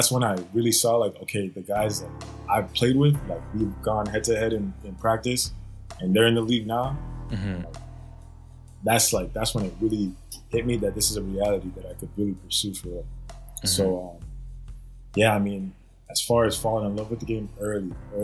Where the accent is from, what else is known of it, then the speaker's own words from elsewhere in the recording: Katy, Texas, United States; also born or lived in New Orleans, Louisiana; now in Ottawa, Canada; growing up in Texas, in Katy, Texas.